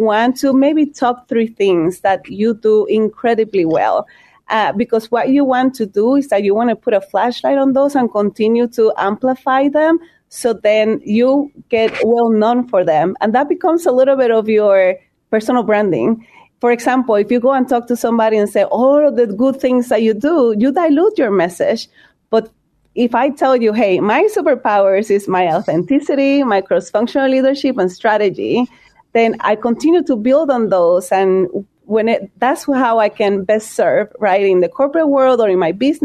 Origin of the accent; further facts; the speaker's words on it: Puerto Rico; moved away as an adult; also born or lived in Chicago; now in United States; I'm from Puerto Rico.